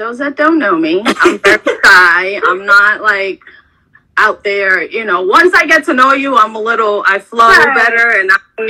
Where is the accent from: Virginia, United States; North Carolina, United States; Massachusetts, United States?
Massachusetts, United States; Boston; now in Orlando, United States; for those that don't know me. I currently live in Orlando, but I'm from the Bean Town. Sorry. Boston is home and always will be. But yeah, I've been here for, gosh, 20 plus years.